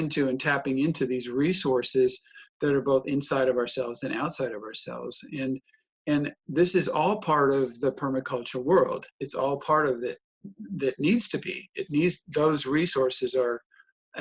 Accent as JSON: {"language": "English", "country": "United States", "tie": "born or raised there", "also_born_or_lived": "Germany", "accent": "American", "moved": "as an adult", "lives_now": "Europe"}